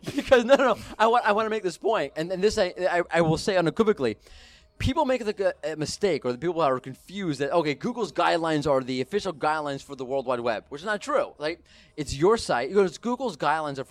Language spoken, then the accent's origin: English; United States; I'm an American